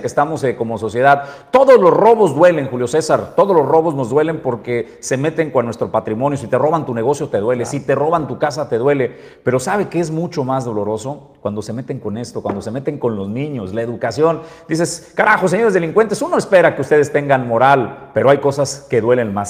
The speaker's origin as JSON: {"language": "Spanish", "country": "Mexico", "said": "nosotros como mexicanos"}